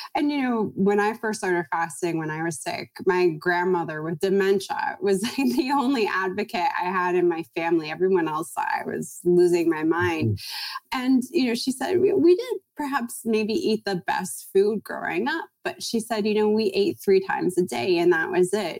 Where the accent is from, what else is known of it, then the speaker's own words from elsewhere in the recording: Toronto, Ontario, Canada; moved away as an adult; now in California, United States; I'm from Toronto